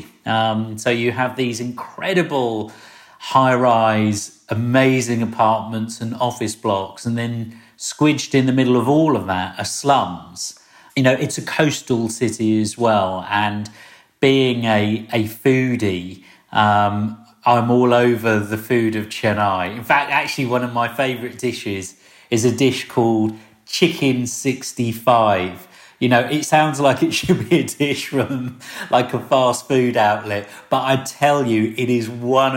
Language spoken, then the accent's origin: English; Slough, South East England, United Kingdom; I grew up in Britain in the 70s in a place called Slough. Lots of people have poked fun at Slough over the years. But I'm Slough born and bred and proud.